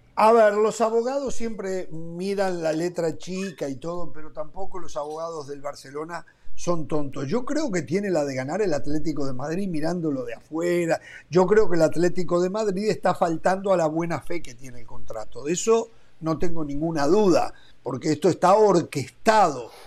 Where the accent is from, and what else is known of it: Uruguay